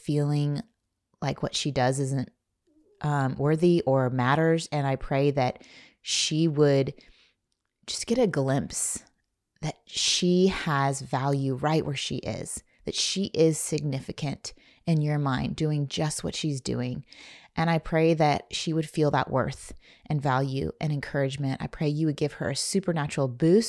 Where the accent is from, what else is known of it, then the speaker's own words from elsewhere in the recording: Indiana, United States; I grew up in Indiana